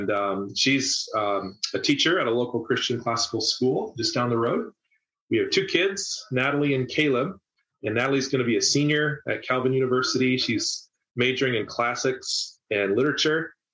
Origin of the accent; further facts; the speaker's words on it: Tokyo, Japan; now in United States; I grew up in Tokyo. It's over 30 million people metro. It's bigger than the population of Canada.